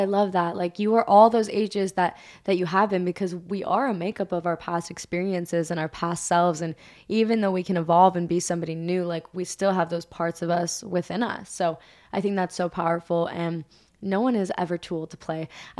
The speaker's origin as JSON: {"language": "English", "region": "Hawaii", "country": "United States", "said": "Ava knows this feeling totally, like, because we're both like from Hawaii."}